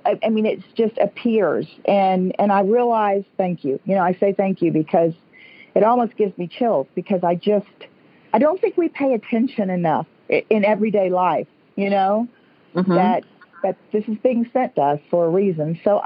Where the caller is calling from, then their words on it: St. Augustine, Florida, United States; I'm calling from St. Augustine, Florida.